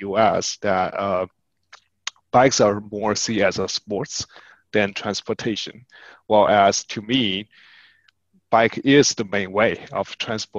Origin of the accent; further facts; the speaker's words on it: China; moved away as an adult; now in United States; We grew up in China, moving in the US in our adulthood